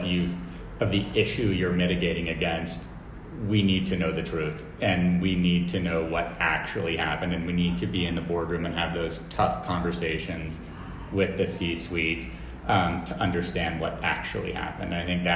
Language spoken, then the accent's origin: English; United States; being an American CEO